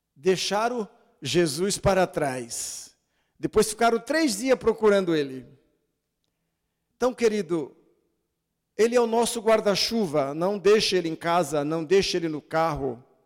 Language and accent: Portuguese; Brazil; sou brasileiro